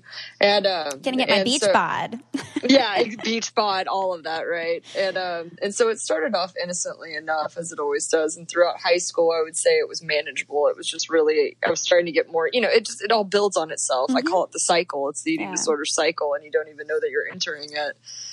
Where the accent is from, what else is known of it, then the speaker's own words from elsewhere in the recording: Dallas, Texas, United States; now in Colorado, United States; I grew up in Dallas, Texas